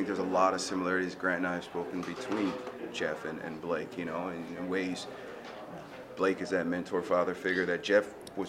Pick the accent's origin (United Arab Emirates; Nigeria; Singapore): Nigeria; now in United States; You know, I'm a Nigerian immigrant, came from humble beginnings and hardworking family, and half my siblings are doctors